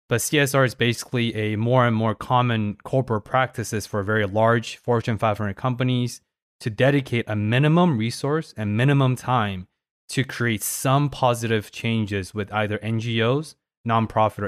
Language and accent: English; Paris, Île-de-France, France; I was born in Paris